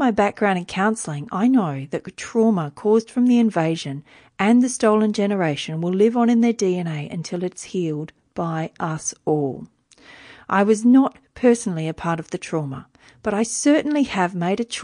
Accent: Wiradjuri country, New South Wales, Australia; I was born in Wiradjuri country

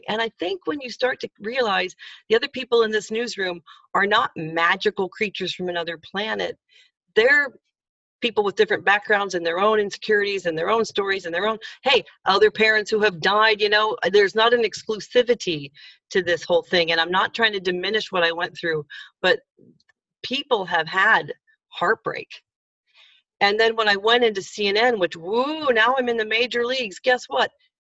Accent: Indiana, United States; back to the days when I was a kid in Indiana. Changing my accent a bit to be better understood

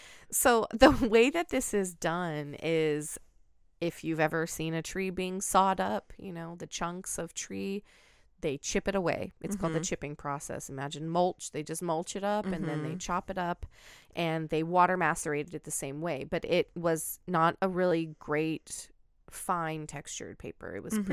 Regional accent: Pacific Northwest, United States; And I grew up in the Pacific Northwest. You drive to the coast, there's paper mills everywhere.

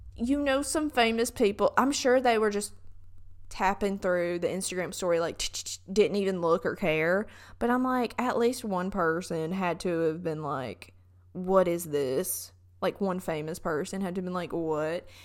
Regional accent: Southern United States, United States; accent: Southern; my Southern accent comes out really bad

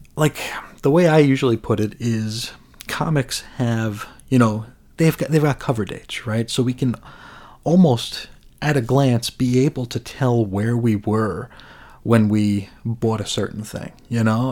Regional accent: United States; as an American

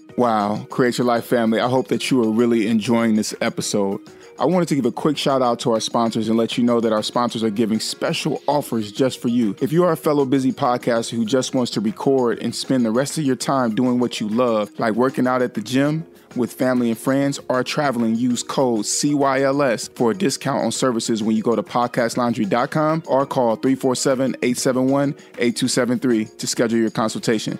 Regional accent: United States; myself as an American national

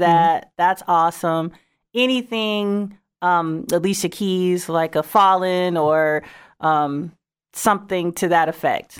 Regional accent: Saint Paul, Minnesota, United States; moved away; I'm originally from Saint Paul, Minnesota.

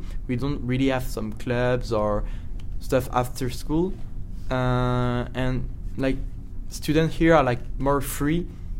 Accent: Lyon, Auvergne-Rhône-Alpes, France; English is a second language; Hello, everybody. I am 17 years old, and I am from France, from the city Lyon.

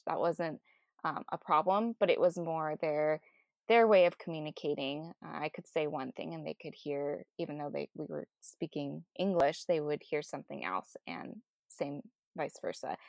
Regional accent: Southern California, United States; I grew up here in Southern California

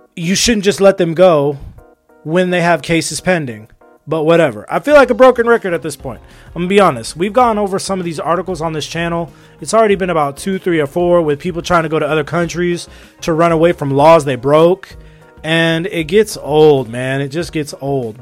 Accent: United States; also born or lived in Los Angeles; I'm an American, all right? Live in Los Angeles

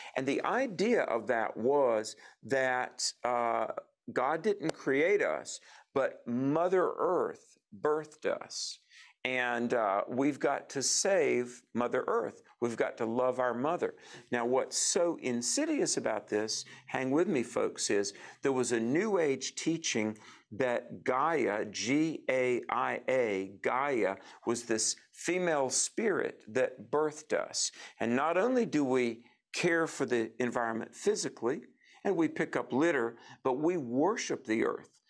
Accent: North Carolina, United States; my home state of North Carolina, Thomasville

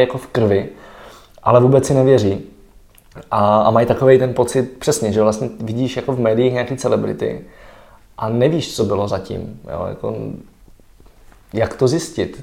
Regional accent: Czechia; mám kořeny v Čechách

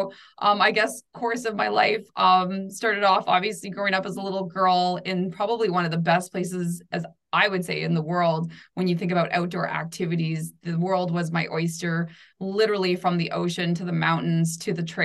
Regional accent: Vancouver Island, near Victoria, BC, British Columbia, Canada; accent: Canadian; I grew up on the west coast of Canada in the beautiful, beautiful island of Vancouver Island, nice. Where I'm close to Victoria, BC

